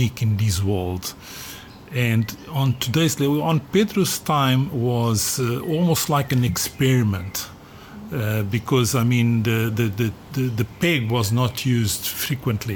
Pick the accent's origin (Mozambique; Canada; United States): Mozambique; also born or lived in South Africa / Australia; now in Portugal; I was born in Mozambique